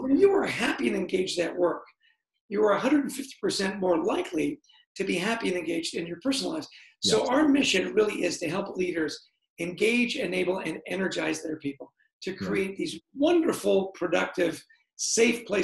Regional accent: Canada; now in New Jersey, United States; I grew up in Canada, I've lived in the States for a long time now

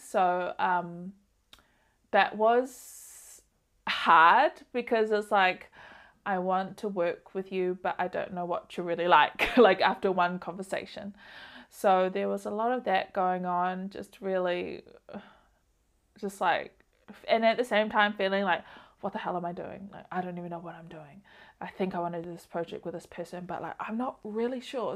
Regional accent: Auckland, New Zealand; also born or lived in Samoa; I wanted to come back home to New Zealand and Auckland, which is where I'm from

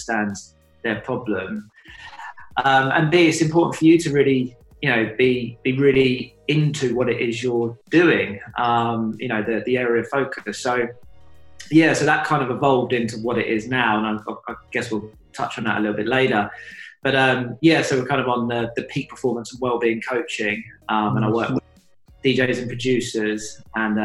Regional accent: United Kingdom; also born or lived in Suffolk, England; I grew up partly in London, partly in Suffolk

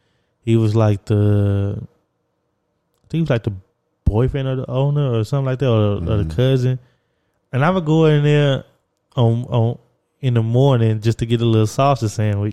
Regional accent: Texas, United States; moved away as an adult; also born or lived in Beacon, New York; I'm from Texas.

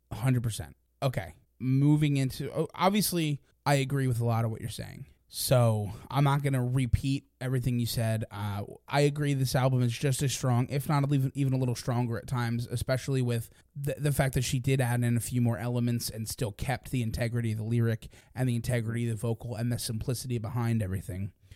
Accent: Philadelphia, Pennsylvania, United States; we're from the Philadelphia

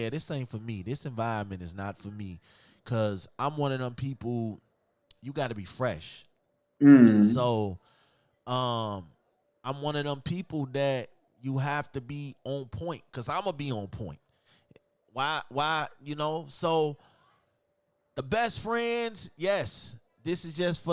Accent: Chicago, Illinois, United States; I'm from Chicago, and I'm probably the only dude from Chicago that don't dance, that don't footwork

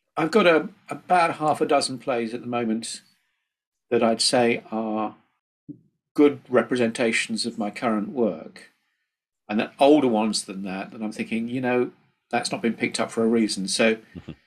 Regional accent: Midlands, United Kingdom; I come from the Midlands myself

